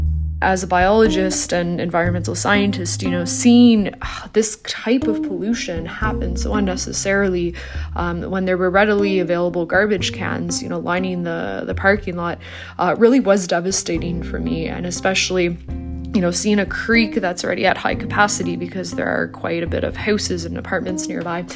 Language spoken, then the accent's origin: English; Toronto, Ontario, Canada; moved away as an adult; I moved back to Toronto. I originally grew up here, but I moved back in early December